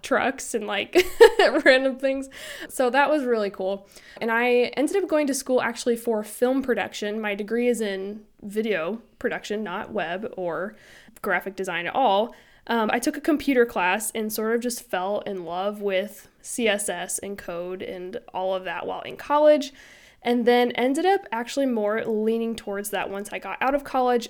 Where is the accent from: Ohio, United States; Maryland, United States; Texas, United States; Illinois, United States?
Illinois, United States; moved away as an adult; also born or lived in Florida; I was born and raised in Illinois, and I moved to Florida for those years that I worked at that media house, and then we recently moved back to Illinois